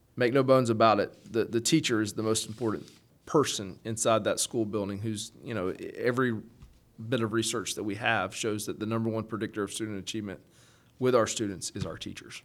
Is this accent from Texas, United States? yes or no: no; Valdosta, Georgia, United States; moved away as an adult; also born or lived in Athens, Georgia; now in Jackson County, Georgia, United States; I come from Valdosta uh, down in South Georgia, so grew up there